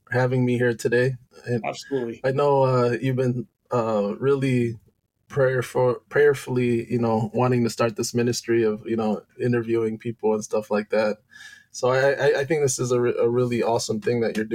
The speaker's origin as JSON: {"language": "English", "town": "Loma Linda", "region": "California", "country": "United States", "tie": "born there", "said": "Um, I was born in Loma Linda, California, um, to parents that are from Indonesia."}